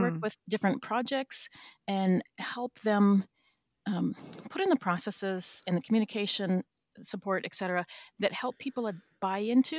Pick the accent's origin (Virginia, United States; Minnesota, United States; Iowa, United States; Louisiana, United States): Minnesota, United States; also born or lived in Florida / New Zealand / Vancouver, Canada; now in Washington, United States; I'm originally from Minnesota, but I've lived kind of around different places. I moved to Florida for a while and then New Zealand and then Vancouver, Canada.